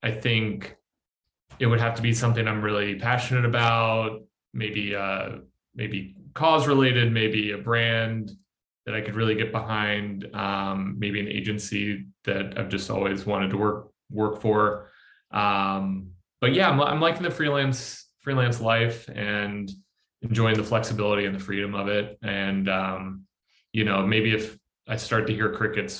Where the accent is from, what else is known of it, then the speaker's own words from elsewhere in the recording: Virginia, United States; moved away as an adult; I'm from Virginia originally